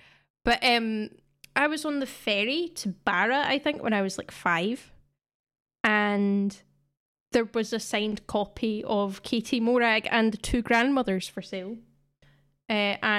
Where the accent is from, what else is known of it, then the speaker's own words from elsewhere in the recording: Scotland, United Kingdom; I don't know if you play Rounders in England, but it's definitely been like a staple of growing up in Scotland.